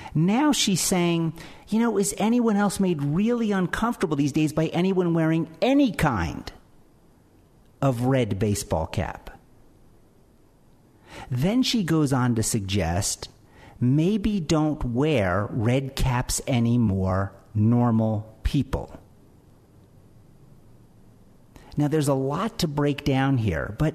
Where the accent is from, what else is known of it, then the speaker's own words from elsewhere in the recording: Philadelphia, Pennsylvania, United States; I'm from Philadelphia